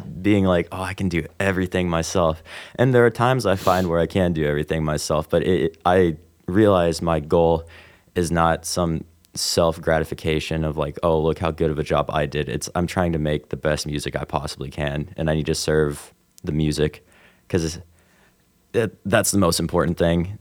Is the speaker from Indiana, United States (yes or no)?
yes; Evansville, Indiana, United States; also born or lived in Robinson, Illinois / Utah; I moved to Evansville uh, when I was about eight and I've lived here ever since.